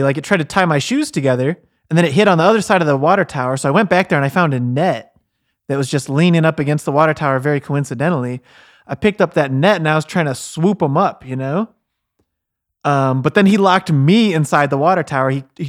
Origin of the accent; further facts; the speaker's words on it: Terre Haute, Indiana, United States; Well, I'm Terre Haute born and raised, you know.